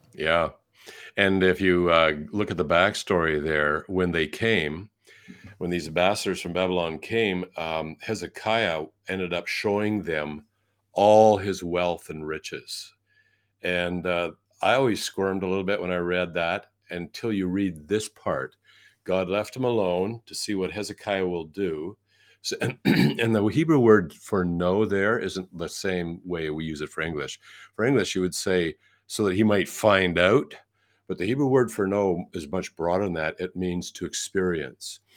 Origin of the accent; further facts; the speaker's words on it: Canada; I'm a Canadian, born in Canada